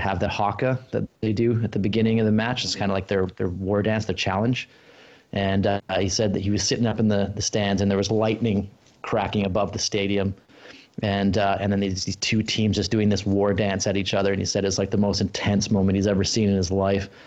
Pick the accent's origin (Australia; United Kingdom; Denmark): Australia; moved away; I was born in Australia and my family's still down there